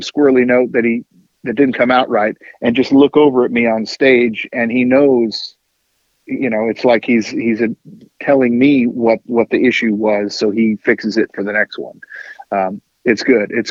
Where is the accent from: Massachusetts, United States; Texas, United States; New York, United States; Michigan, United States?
Massachusetts, United States; Ashfield; moved away; I'm from the hill towns. In fact, we had more cows than people in the area that I grew up